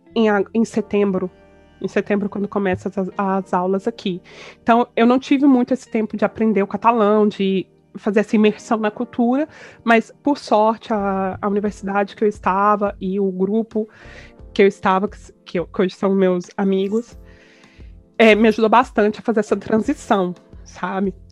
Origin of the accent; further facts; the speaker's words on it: Goiânia, Goiás, Brazil; moved away as an adult; also born or lived in Campinas / São Paulo; nasci em Goiânia, fui criada e vivi em Goiânia até os meus 28 anos